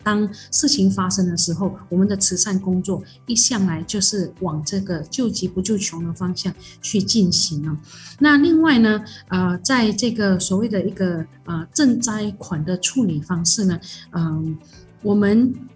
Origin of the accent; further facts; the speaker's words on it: Malaysia; 我们马来西亚人